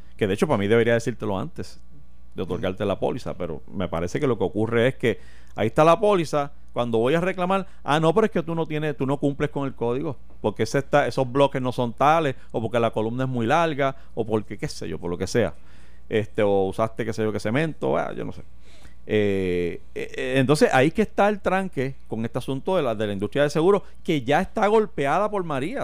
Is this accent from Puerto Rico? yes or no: yes; Puerto Rico; nosotros como puertorriqueños